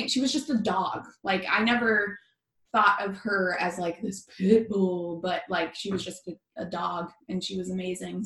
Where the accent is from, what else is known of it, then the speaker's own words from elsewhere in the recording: Portland, Oregon, United States; also born or lived in Washington; I'm from Portland, Oregon